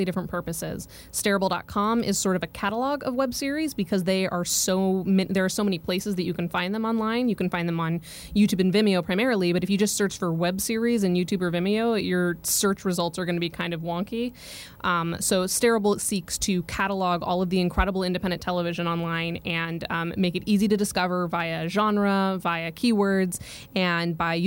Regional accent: Colorado, United States; moved away as an adult; also born or lived in Oregon; growing up in Colorado

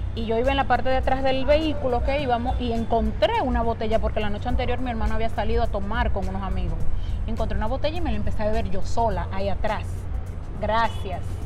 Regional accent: Dominican Republic; nosotros los dominicanos

